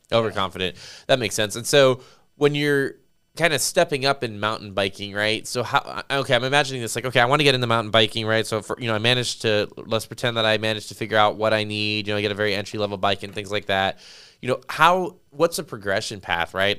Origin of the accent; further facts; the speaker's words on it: Las Vegas, Nevada, United States; now in San Antonio, United States; I grew up in Las Vegas